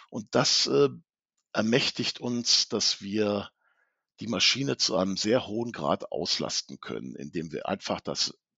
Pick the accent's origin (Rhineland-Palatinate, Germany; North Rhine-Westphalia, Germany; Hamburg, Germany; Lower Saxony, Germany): Lower Saxony, Germany; Hanover; komme aus Hannover, betreue die norddeutschen Kunden